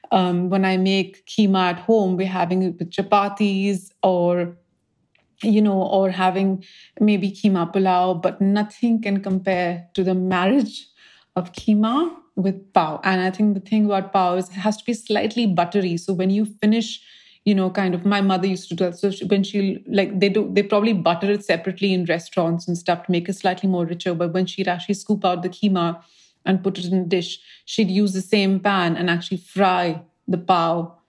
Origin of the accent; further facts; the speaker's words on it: India; moved away; when I was growing up in India